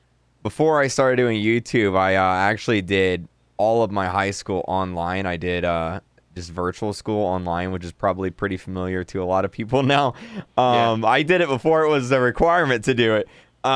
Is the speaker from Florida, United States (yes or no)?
yes; Florida, United States; the town I grew up in Florida, it has about 3,000 people that lived in it